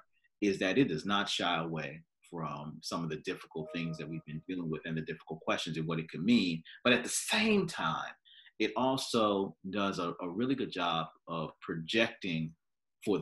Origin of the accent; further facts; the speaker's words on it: United States; as American Christians